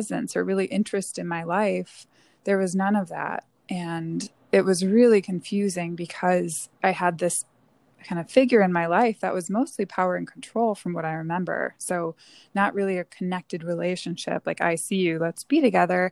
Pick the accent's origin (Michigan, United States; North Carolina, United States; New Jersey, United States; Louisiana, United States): Michigan, United States; Northern; I grew up in Northern Michigan in a small town